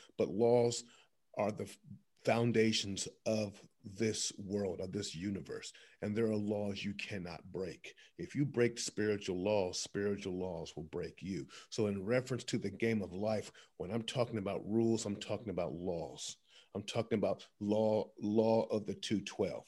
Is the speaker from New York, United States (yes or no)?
no; Columbus, Ohio, United States; my hometown, Columbus, Ohio